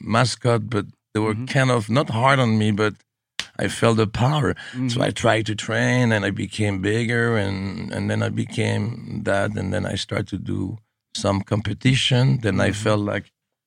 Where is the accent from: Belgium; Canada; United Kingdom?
Belgium; Affligem, Flanders; English is a second language; now in United States; I was born in Belgium